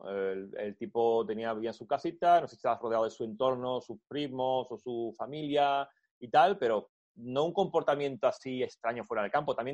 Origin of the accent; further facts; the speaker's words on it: Spain; now in Germany; Soy español y estoy en Twitter y tengo que comentar de todo lo que se habla.